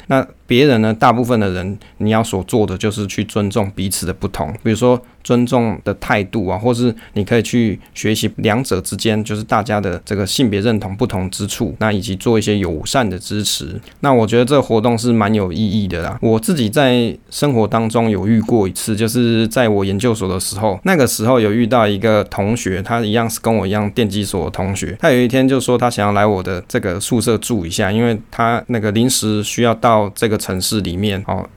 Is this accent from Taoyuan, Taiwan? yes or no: yes; Taoyuan, Taiwan; 因为我桃园人嘛